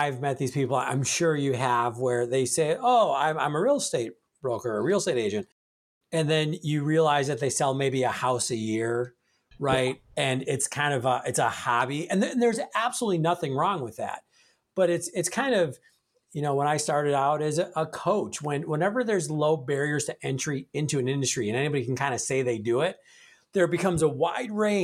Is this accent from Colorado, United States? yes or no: no; Milwaukee, Wisconsin, United States; Representing my hometown, Milwaukee